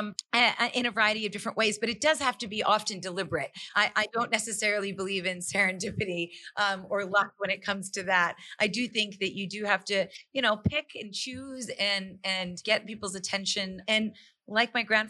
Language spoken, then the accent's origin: English; Calgary, Alberta, Canada; I'm born and raised in Calgary, Alberta, but my parents are both from India.